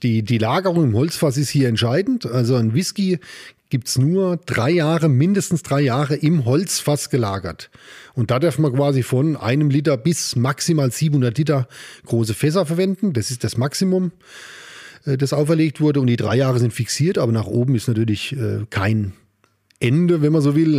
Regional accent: Amorbach, Bavaria, Germany; moved away as an adult; also born or lived in Upper Palatinate; ich bin aus Ammerbach

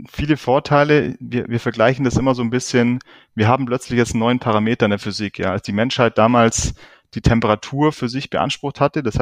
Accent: Lake Constance, Germany; bin ich danach wieder zurück zum Bodensee hier in meine Heimat

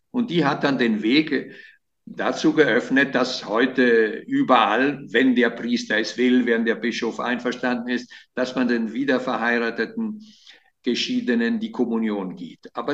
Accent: Italy; German is a second language; Äh, als Italiener, ja.

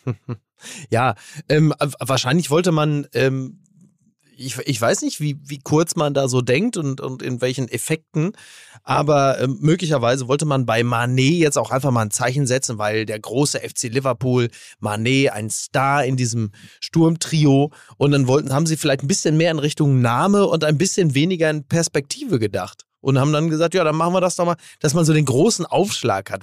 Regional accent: Castrop-Rauxel, North Rhine-Westphalia, Germany; born or raised there; moved away

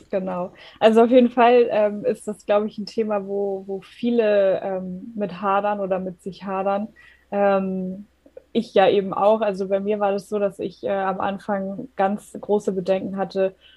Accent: Germany; komme aus der Nähe von Hamburg. Ich lebe hier mit meinem Mann

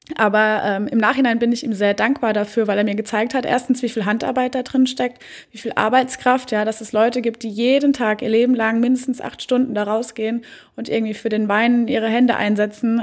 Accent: Oestrich-Winkel, Hesse, Germany; meine Heimatstadt Österreich-Winkel. Man sieht sogar, wo ich wohne oder mein mhm. Elternhaus.

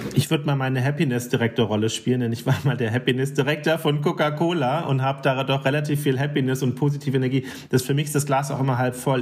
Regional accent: Germany; bei uns in Deutschland

